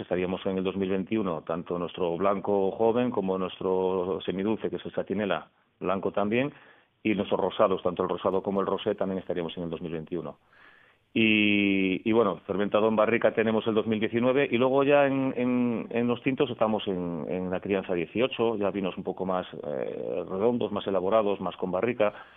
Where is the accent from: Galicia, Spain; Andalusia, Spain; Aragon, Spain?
Galicia, Spain; Cambados; moved away; yo soy gallego, soy de, Cambados, en Pontevedra